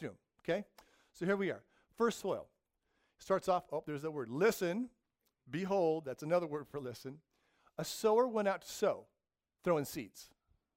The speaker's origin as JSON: {"language": "English", "region": "the desert in California", "country": "United States", "tie": "born or raised there", "said": "I grew up in the desert in California"}